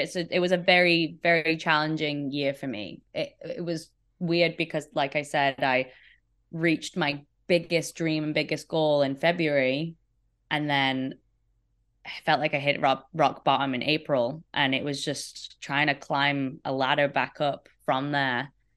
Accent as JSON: {"language": "English", "town": "Sheffield", "region": "Yorkshire and the Humber", "country": "United Kingdom", "tie": "born or raised there", "said": "Sheffield, my hometown in the U K"}